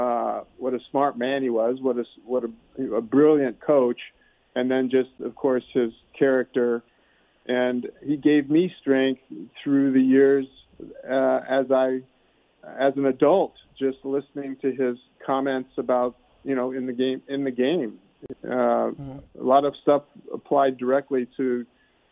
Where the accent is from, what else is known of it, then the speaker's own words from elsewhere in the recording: Omaha, Nebraska, United States; I grew up in Omaha, a suburb of Omaha, actually, but in Nebraska.